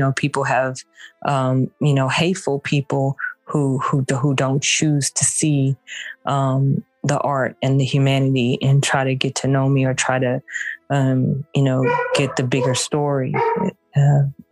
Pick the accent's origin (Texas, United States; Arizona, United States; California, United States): Texas, United States; Houston; now in Gwinnett County, United States; I'm a down home sister girl from the South. I'm from Houston, Texas